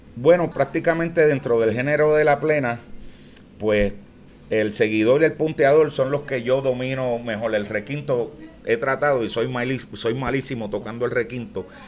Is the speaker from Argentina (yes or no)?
no; San Juan, Puerto Rico; Nací el 10 de marzo del 1955 en mi barrio obrero